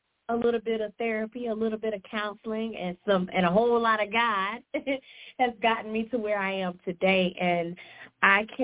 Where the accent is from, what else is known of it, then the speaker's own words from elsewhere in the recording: South Carolina, United States; I'm from South Carolina. I've been here my entire life